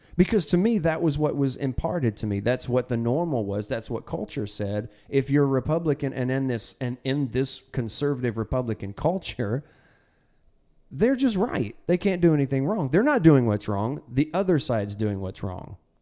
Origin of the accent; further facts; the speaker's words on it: Texas, United States; now in Arkansas, United States; I'm from Texas. When we came, when we moved to Arkansas